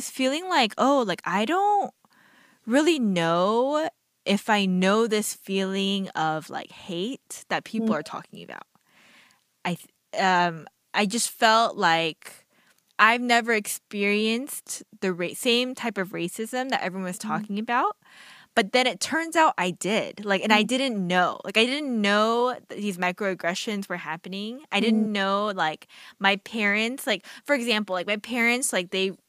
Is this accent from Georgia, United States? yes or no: yes; Marietta, Georgia, United States; I grew up in East Cobb, Georgia, Marietta, where I too was just a handful of Asian Americans.